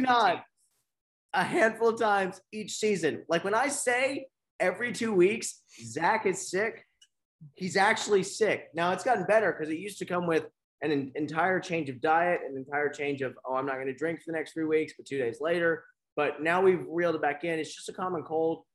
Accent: Beaumont, Texas, United States; growing up in Beaumont

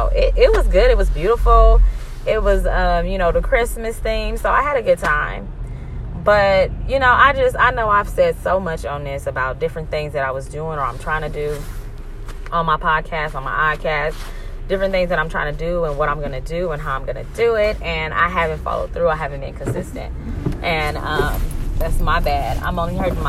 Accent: California, United States; I'm from Cali

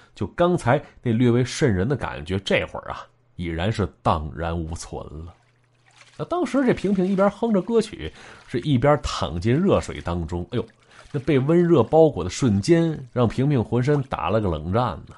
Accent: Shenyang, Liaoning, China; 咱们东北，确切说，是我们辽宁。身为从小在神府一带长起来的男子汉啊

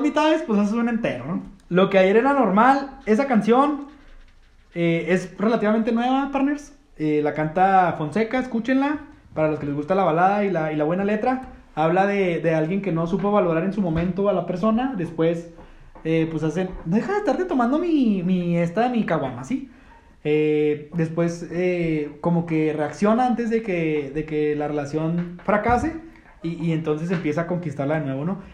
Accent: Mexico; somos mexicanos

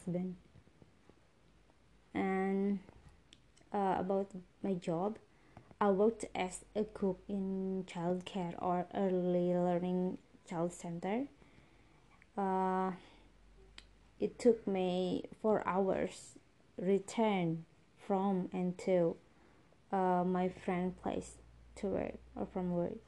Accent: Indonesia; from Indonesia

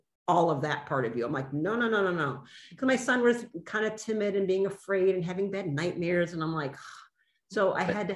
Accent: Detroit, Michigan, United States; I grew up in Detroit

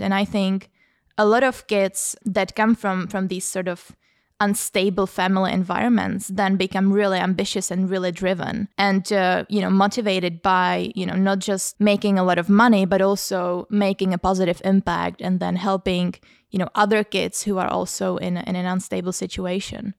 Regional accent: Prague, Czechia; moved away as an adult; now in London, United Kingdom; I come from the Czech Republic, from Prague, and I I grew up in a sort of low, low to middle class, um, background

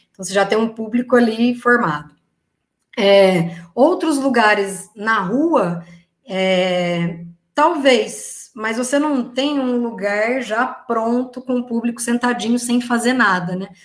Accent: Tatuí, São Paulo, Brazil; now in Rio de Janeiro, Brazil; eu vim de Tatuí para o Rio, é, eu toquei numa banda de salsa que a gente ensaiava todo domingo

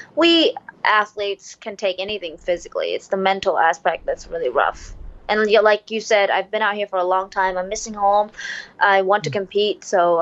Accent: Vietnam; The pressure of fighting in my home country, and it was the first card, and I was the first Vietnamese female to do that.

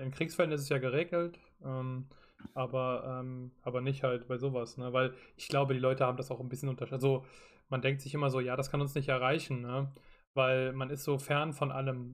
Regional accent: Rhineland-Palatinate, Germany; ich komme aus Rheinland-Pfalz

